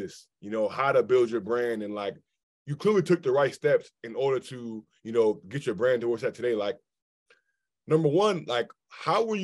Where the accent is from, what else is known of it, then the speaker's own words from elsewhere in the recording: Maryland, United States; I feel like I'm from Maryland